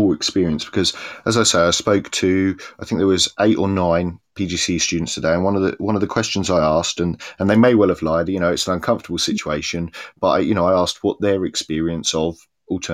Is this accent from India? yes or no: no; Cambridge, East of England, United Kingdom; now in Swansea, United Kingdom; I grew up in Cambridge, which is a city divided between town and gown.